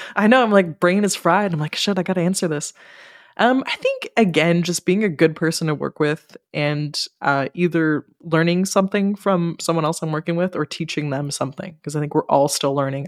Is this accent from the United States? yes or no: no; Ottawa, Ontario, Canada; now in Montreal, Canada; my hometown, so in Ottawa